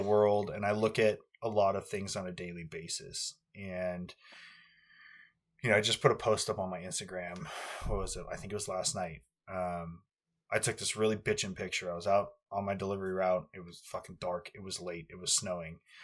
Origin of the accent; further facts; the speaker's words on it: United States; I'm an American.